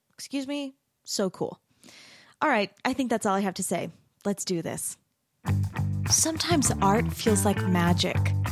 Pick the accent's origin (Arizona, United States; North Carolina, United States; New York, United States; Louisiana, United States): Arizona, United States; Mesa; now in Utah, United States; I grew up in Mesa, Arizona